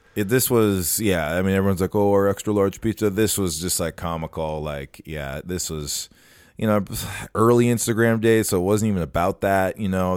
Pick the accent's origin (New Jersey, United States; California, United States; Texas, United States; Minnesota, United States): Minnesota, United States; it's our duty as Minnesotans